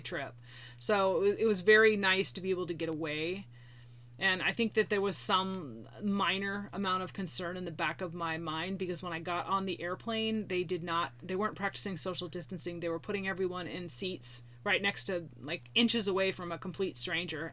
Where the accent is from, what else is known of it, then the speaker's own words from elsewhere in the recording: Tacoma, Washington, United States; My hometown